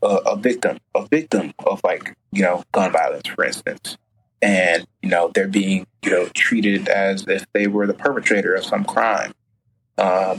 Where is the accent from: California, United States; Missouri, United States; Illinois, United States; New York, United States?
Illinois, United States; Chicago; I grew up, you know, on the South Side, like, you know, went to Mount Carmel High School, family lives in like Roseland, Morgan Park area